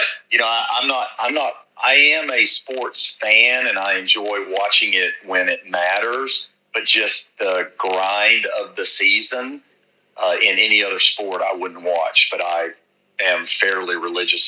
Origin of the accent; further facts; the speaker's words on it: Dallas, Texas, United States; growing up in Dallas